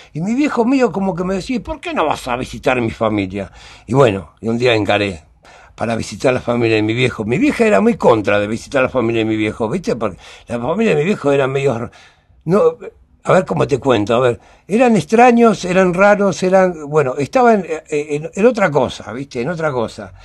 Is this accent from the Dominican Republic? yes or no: no; Fray Bentos, Río Negro, Uruguay; also born or lived in Montevideo, Uruguay; now in Buenos Aires, Argentina; Yo nací en Uruguay, nací en Fray Ventos, ¿eh? Un departamento de Uruguay, un río negro. Y bueno, me crié en Fray Ventos